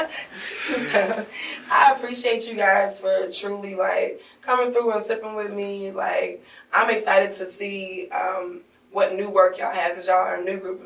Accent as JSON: {"language": "English", "town": "Kansas City", "country": "United States", "moved": "yes", "said": "I'm from Kansas City originally"}